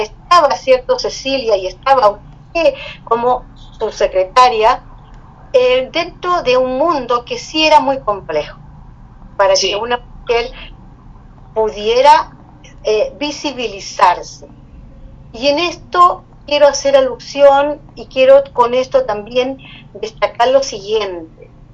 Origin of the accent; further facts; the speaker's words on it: Chile; como chilenos